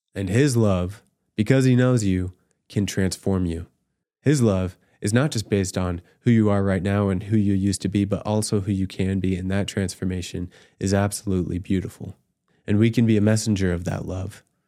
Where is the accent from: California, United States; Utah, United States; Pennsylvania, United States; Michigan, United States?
Utah, United States; also born or lived in Virginia / Scotland / Ireland; I was born in Virginia, raised in Utah, and served in Scotland and Ireland.